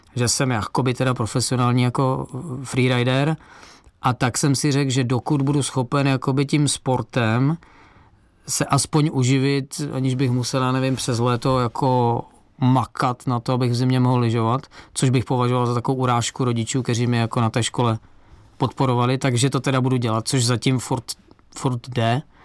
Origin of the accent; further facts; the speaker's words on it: Czechia; pocházím z Beskydy a tam mě rodiče prostě brali na svach